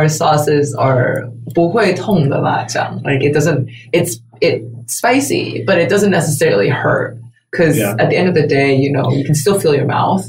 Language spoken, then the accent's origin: English; Taiwan; also born or lived in United States; even though I'm from Taiwan, my professional experience, it was all in the States.